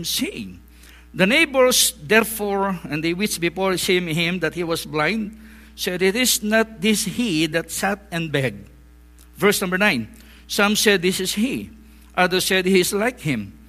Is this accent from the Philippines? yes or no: yes; northern Philippines, Philippines; English is a second language; moved away as an adult; now in Cambodia; I was born in the Philippines